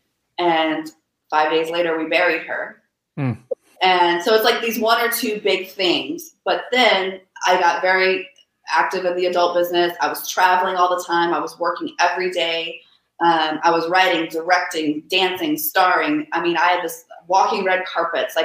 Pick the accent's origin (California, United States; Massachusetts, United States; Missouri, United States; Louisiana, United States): Louisiana, United States; I'm from Louisiana